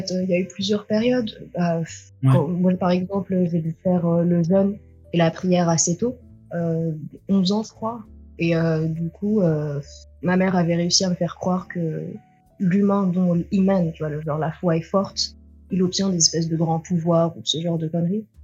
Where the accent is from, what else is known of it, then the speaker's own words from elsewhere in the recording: France; born there; je suis née en France de parents euh, tunisiens, la petite dernière d'une grande fratrie.